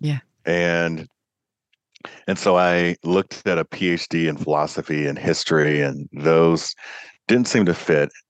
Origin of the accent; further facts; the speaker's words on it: Kentucky, United States; my home state of kentucky